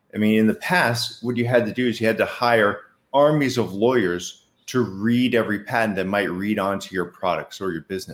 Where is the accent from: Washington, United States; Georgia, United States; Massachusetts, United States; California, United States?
Massachusetts, United States; Boston; I am from Boston